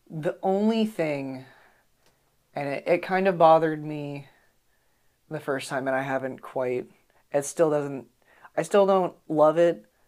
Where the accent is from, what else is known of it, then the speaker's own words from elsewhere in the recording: United States; as an American